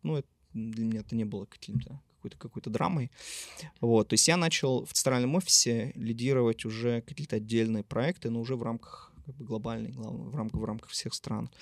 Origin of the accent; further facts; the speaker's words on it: Yekaterinburg, Sverdlovsk Oblast, Russia; also born or lived in Moscow; Я родом из города Екатеринбурга. Здесь я собственно, родился, учился в школе